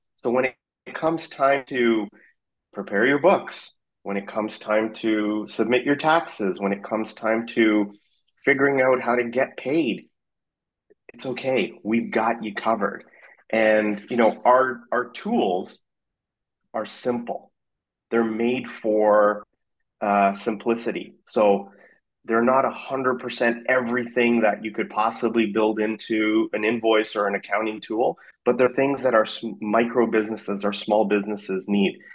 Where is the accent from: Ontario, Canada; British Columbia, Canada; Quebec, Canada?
British Columbia, Canada; Vancouver; moved away as an adult; also born or lived in South Africa / Afghanistan / Singapore / Dubai; now in San Francisco, United States; I grew up in Vancouver